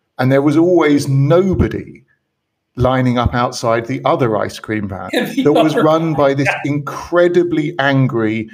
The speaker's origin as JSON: {"language": "English", "country": "United Kingdom", "tie": "born or raised there", "moved": "yes", "said": "my home country"}